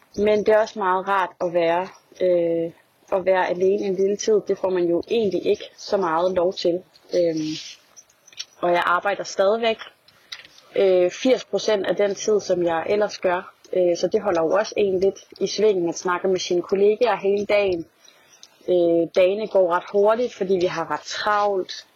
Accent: Denmark; moved away as an adult; now in Paris, France; alle mine venner, i hvert fald der, der er derhjemme i Danmark

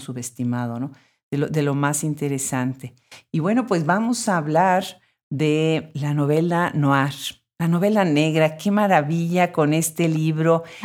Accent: Mexico; moved away; yo soy de México originariamente

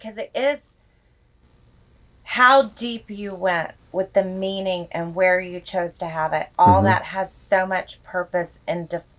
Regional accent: Texas, United States; And even too, with us being Texans, right? Instead of we're Texans more than we're even Americans.

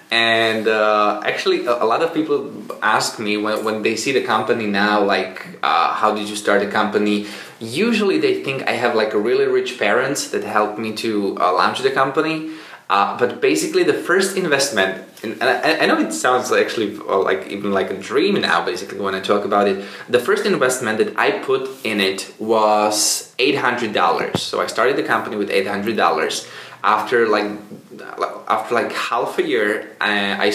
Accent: Czechia; As you said, I'm coming from the Czech Republic, and right now I'm just traveling around the world.

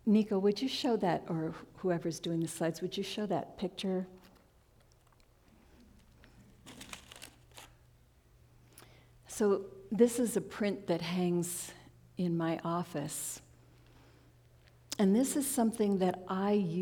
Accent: New York, United States; now in Central Oregon, United States; when I was a little kid, I grew up in New York

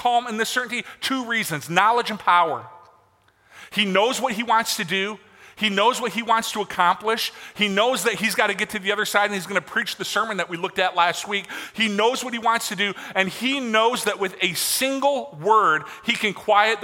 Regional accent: Michigan, United States; I grew up in Michigan. And I grew up on Lake Michigan

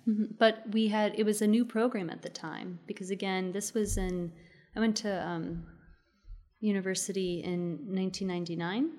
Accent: Maryland, United States; now in Austin, United States; I grew up in the suburbs of Maryland

